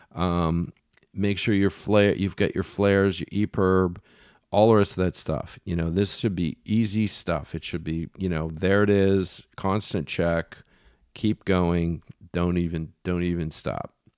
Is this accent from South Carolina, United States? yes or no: no; Philadelphia, Pennsylvania, United States; I'm from Philly, so I'm a Phillies fan